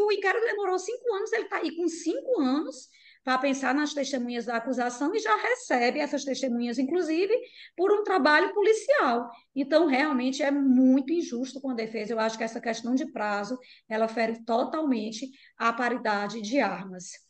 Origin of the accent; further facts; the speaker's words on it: Piauí, Brazil; moved away; Minha família é do Piauí, né? Eu sou piauiense e eu sempre vou para lá